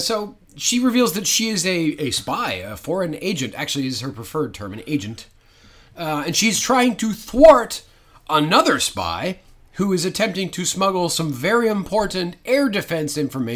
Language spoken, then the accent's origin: English; the Maritimes, Canada; Now, you're listening to two Canadian guys speaking right now. Now, we're from the Maritimes, so we have our own particular accent.